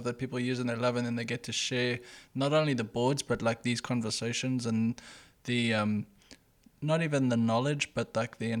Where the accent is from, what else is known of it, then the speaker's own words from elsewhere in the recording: South Africa; I grew up in South Africa